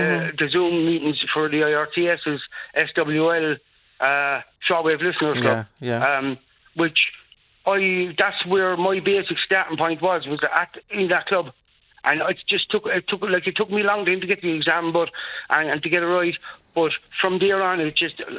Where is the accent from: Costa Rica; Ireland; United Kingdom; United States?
Ireland; Cork, Munster; In Cork, I'm originally from Collins's Barracks Glen.